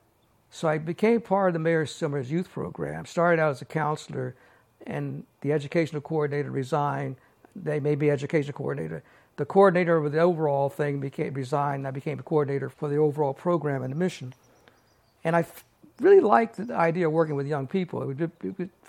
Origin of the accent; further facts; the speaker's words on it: Maryland, United States; moved away as an adult; also born or lived in Takoma Park, Maryland; now in San Francisco, United States; I was born in Maryland. Lived in Maryland until I was about 19 years old